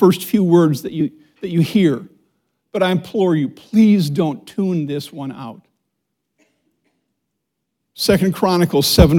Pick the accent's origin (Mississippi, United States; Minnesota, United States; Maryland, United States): Minnesota, United States; now in Indianapolis, United States; I was raised in Minnesota, which tends to be a reserved culture.